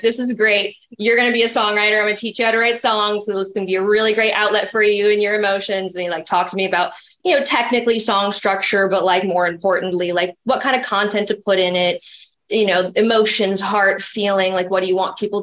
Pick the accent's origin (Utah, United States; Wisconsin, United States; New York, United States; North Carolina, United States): Wisconsin, United States; now in Los Angeles, United States; born and raised in Wisconsin, more cows than humans